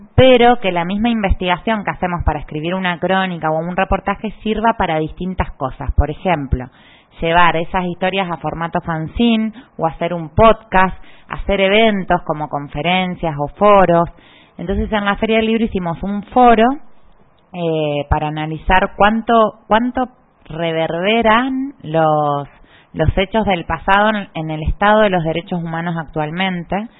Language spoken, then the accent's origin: Spanish; Argentina; now in Panama; Soy argentina